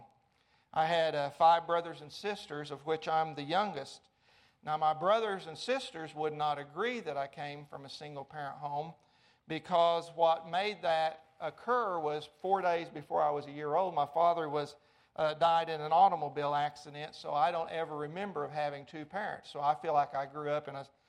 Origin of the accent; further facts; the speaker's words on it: Arkansas, United States; moved away as an adult; also born or lived in Amarillo, Texas; I grew up in Arkansas